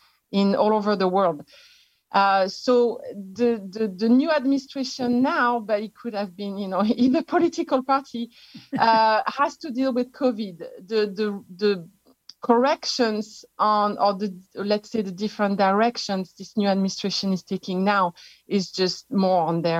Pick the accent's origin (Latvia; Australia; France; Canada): France; accent: French; English is a second language; moved away as an adult; now in United States; I am actually an expatriate from France. You can tell from my accent. I've been living in the US for 27 years